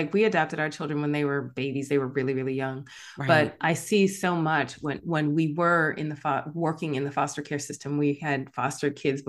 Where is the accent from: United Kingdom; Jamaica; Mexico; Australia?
Jamaica; born there; I have a Jamaican background. I was born in Jamaica, West Indies.